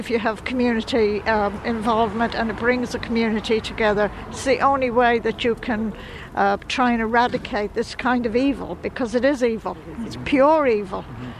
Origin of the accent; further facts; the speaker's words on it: Tullamore, County Offaly, Ireland; I'm from Tullamore.